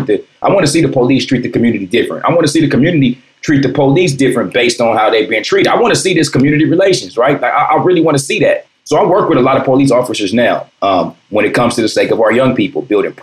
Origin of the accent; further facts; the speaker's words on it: Compton, California, United States; also born or lived in Watts; I grew up in Compton